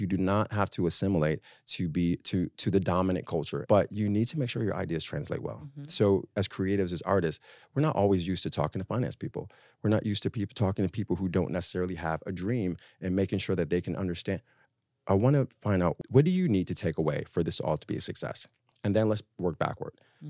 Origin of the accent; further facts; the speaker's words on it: Harlem, New York, United States; So I'm always in France. But I'm from Harlem.